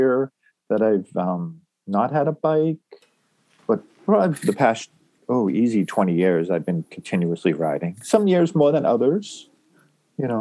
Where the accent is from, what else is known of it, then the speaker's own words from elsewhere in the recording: New England, United States; moved away as an adult; I grew up in New England and motorcycles were not part of my family.